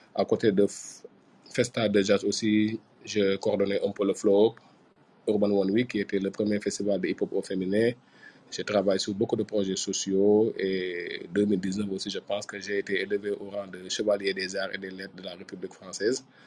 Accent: Ouakam, Diamaguène and Sicap Mbao, Dakar, Senegal; j'ai grandi à, je suis né à Wakam, mais j'ai grandi entre Diamagan et Sikambao.

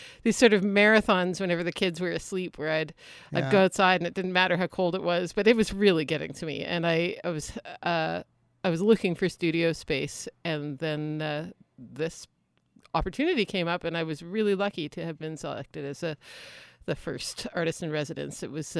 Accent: Halifax, Nova Scotia, Canada; now in Prince George, Canada; No, I'm from Halifax.

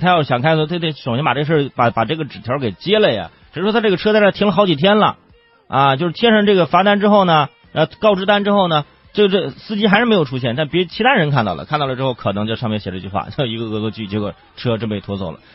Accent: Zhangjiakou, Hebei, China; 河北张家口，这河北我老家

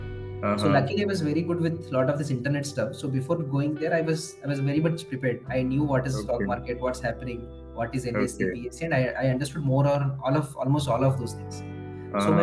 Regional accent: India; English is a second language; moved away as an adult; now in Hyderabad, India; my hometown

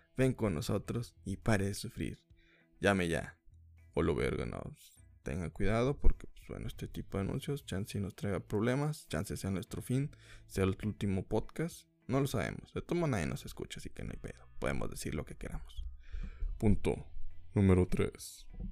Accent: Mexico; soy mexicano

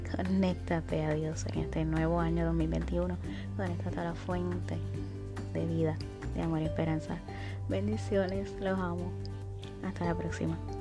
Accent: Puerto Rico; en mi país, Puerto Rico

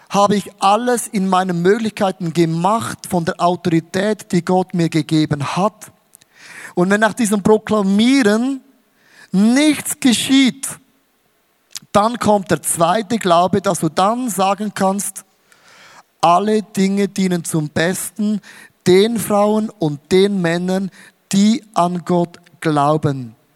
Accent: Switzerland; Auch als Schweizer geht nicht. Merkst, ich bin so ein Schweizer.

